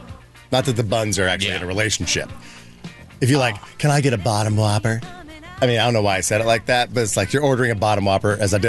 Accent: Indiana, United States; I grew up in Indiana.

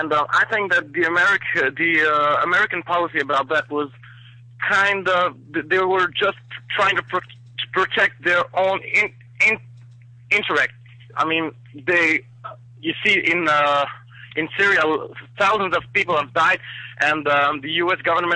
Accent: Morocco; now in Spain; since I'm from Morocco, and you know, I've lived through the whole Arab Revolution up in Africa.

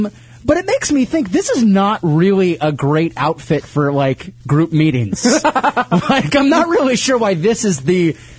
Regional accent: the South, United States; And we're from the South.

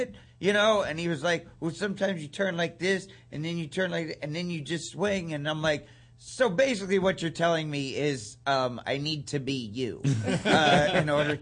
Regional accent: East Liverpool, Ohio, United States; also born or lived in Canton, Ohio; we moved from back to my hometown, which is East Liverpool, Ohio, where I was born and where my parents were born and everything

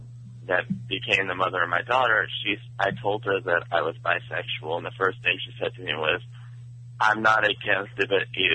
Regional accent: Philadelphia, Pennsylvania, United States; I'm …, and I'm from Philadelphia.

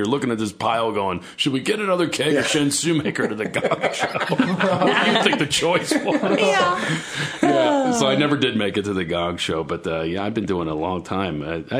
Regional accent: outside of Philadelphia, Pennsylvania, United States; I grew up poor outside of Philadelphia, right?

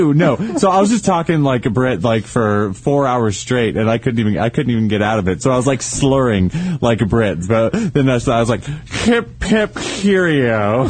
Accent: United States; moved away; my hometown up in Tahoe

